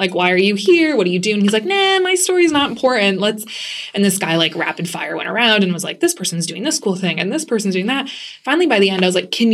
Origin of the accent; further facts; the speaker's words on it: Lewiston, Maine, United States; moved away as an adult; now in Boston, United States; I grew up in Lewiston, Maine